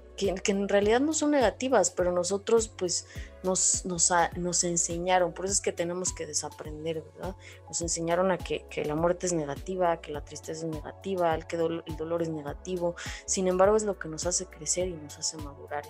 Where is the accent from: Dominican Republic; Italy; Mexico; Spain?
Mexico; nosotros los mexicanos